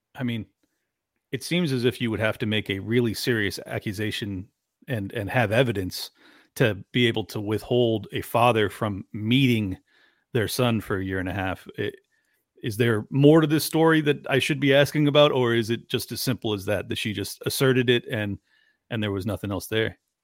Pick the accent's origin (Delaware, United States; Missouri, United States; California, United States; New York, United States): California, United States; San Diego; I'm from San Diego, product of a twice divorced family.